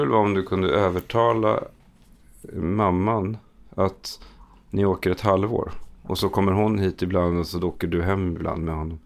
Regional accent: Stockholm, Stockholm County, Sweden; also born or lived in Södermalm, Stockholm; jag växte upp i Akalla. Flyttade till Stockholm när jag var 16-17

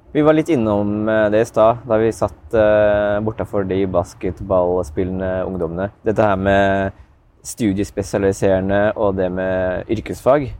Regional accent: Askim, Østfold, Norway; Jeg er fra Askim

